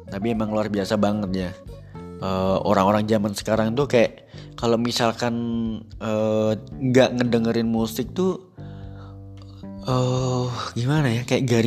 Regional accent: Java, Indonesia; Ya karena aku sebagai orang Jawa tuh kayak uh, apa mempertahankan uh, Jawaku gitu istilahnya.

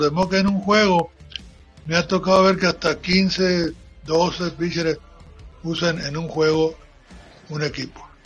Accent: Guaymas, Sonora, Mexico; also born or lived in Santa Rosalía, Baja California Sur; yo soy de Santa Rosalía. Nos vinimos a, aquí a Guaymas a, pues, a buscar otras cosas mejores. Yo tenía nueve años cuando recién llegué a, Guaymas

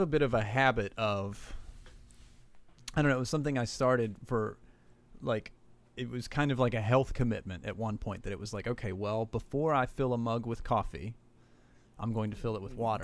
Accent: Southern West Virginia, United States; born and raised in Southern West Virginia Appalachian

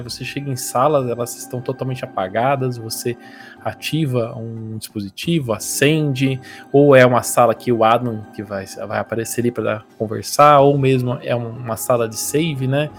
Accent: Brazil; a gente é brasileiro

